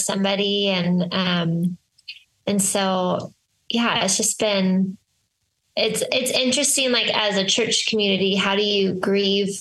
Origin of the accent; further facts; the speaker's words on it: Seattle area, Washington, United States; moved away as an adult; now in Maui, United States; we both were from Seattle.